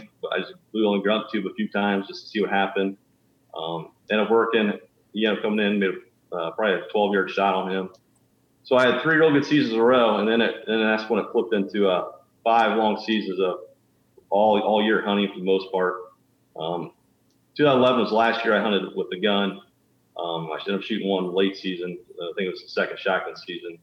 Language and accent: English; Northwest Ohio, United States; I'm from Northwest Ohio. I was always an outdoors kid. Growing up, my family didn't really deer hunt at all